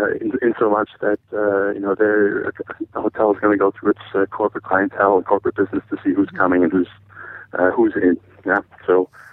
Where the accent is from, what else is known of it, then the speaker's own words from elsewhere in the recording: United States; Being an American and traveling overseas, I always enjoyed the fact that I could blend in a little bit and go with the culture and go with the flow.